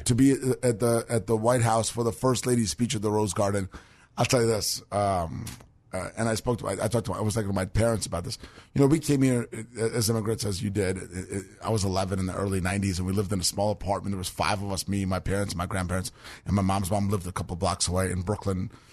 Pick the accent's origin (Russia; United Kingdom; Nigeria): Russia; moved away; it's Russian, right? 'Cause, yeah, we're from Russia.